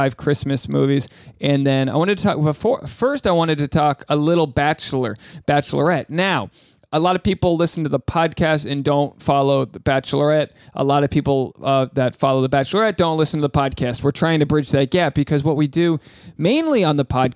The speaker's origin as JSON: {"language": "English", "region": "New England", "country": "United States", "tie": "born or raised there", "said": "the wrath that I have within me growing up in New England"}